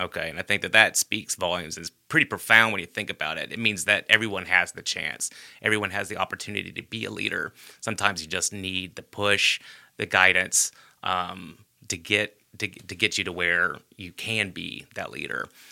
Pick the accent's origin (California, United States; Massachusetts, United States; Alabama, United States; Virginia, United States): Alabama, United States; Hoover; I grew up in Bluff Park.